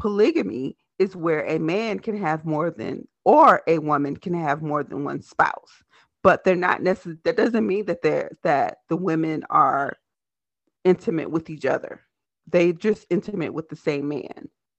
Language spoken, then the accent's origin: English; Selma, Alabama, United States; now in Minneapolis, United States; I'm actually from Selma, Alabama, and I actually live in Minneapolis, Minnesota.